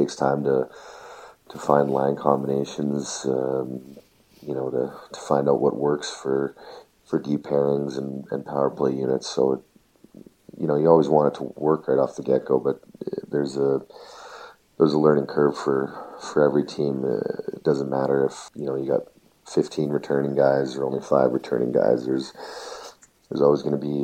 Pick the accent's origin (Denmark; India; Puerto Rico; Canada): Canada; being a Canadian hockey player, getting that opportunity to put the Maple Leaf jersey on